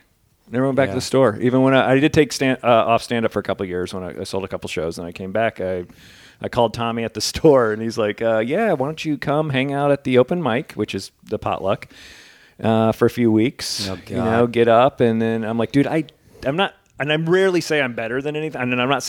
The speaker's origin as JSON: {"language": "English", "region": "New Jersey", "country": "United States", "said": "I went to school in Jersey. I came out from New Jersey."}